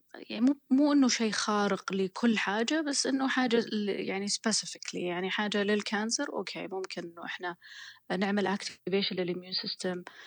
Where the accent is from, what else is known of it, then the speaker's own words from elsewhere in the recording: Saudi Arabia; moved away as an adult; now in Oxford, United Kingdom; عندنا في السعوديه